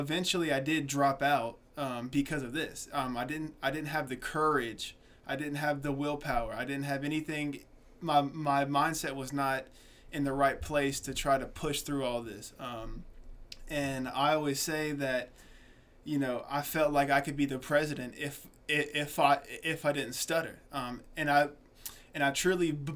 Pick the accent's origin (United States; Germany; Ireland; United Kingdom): United States; Atlanta, Georgia; also born or lived in South Carolina; I was born in South Carolina, raised in Atlanta, Georgia.